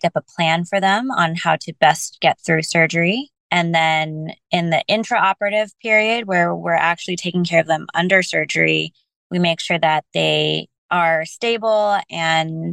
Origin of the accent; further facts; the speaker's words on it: Bay Area, California, United States; growing up in the Bay Area and continuing to do a lot of my education in the Bay Area